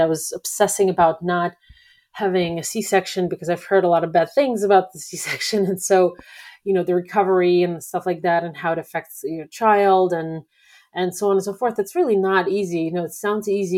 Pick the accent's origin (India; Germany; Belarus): Belarus; moved away; I'm not personally Russian, I'm from Belarus